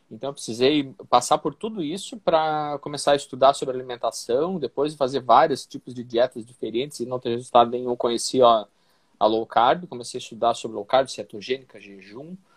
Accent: Santa Catarina, Brazil; Eu sou catarinense, mas a minha família, é por parte de pai, é gaúcha

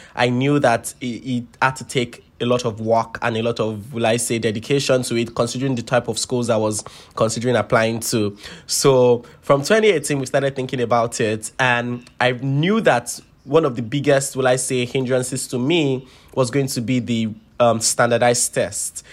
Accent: Lagos, Nigeria; moved away as an adult; I grew up born and bred in Lagos, Nigeria.

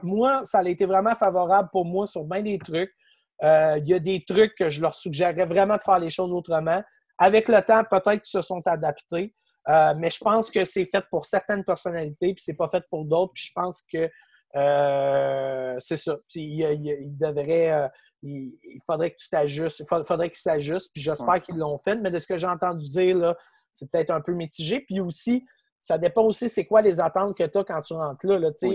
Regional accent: Quebec City, Quebec, Canada; je viens de Québec

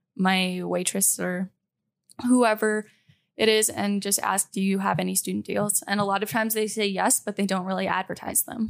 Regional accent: Canada; moved away as an adult; I am from Canada

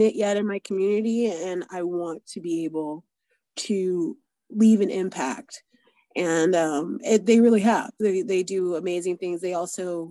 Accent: Florida, United States; I grew up in Florida

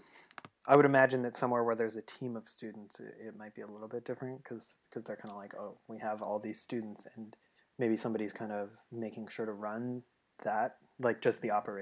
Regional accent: Edmonton, Alberta, Canada; I'm from Edmonton, in case you don't know.

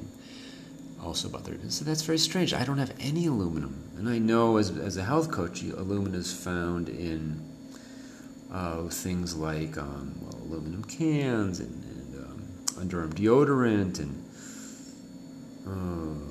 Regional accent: United States; moved away as an adult; now in Mexico; I'm from the United States

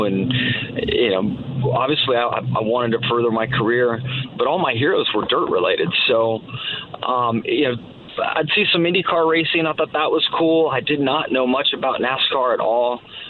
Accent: West Coast, United States; moved away as an adult; also born or lived in North Carolina; growing up on the West Coast

